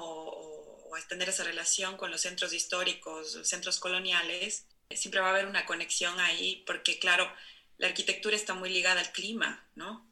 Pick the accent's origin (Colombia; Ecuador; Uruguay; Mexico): Ecuador; Cuenca, Azuay; moved away as an adult; also born or lived in Barcelona, Spain; now in Oslo, Norway; yo crecí en los Andes, ¿no? Que es muy alto. Mi ciudad está a 2.500 metros sobre el nivel del mar